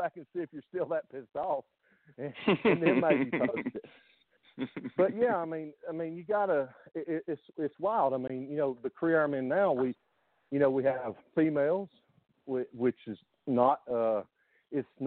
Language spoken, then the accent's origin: English; Deep South, United States; I grew up in the Deep South. I grew up in the hills of the Deep South.